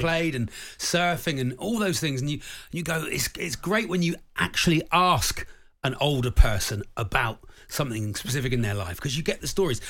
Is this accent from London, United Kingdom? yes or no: no; Devon, South West England, United Kingdom; I am from Devon